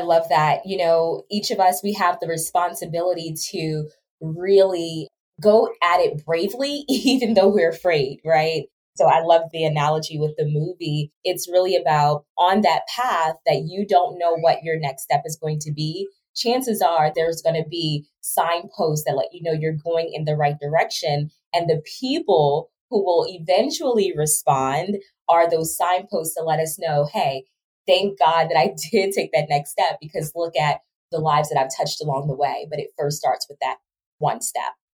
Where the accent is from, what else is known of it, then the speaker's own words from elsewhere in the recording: Baltimore, Maryland, United States; moved away; also born or lived in Georgia / Trinidad and Tobago; my background really starts from growing up in Baltimore City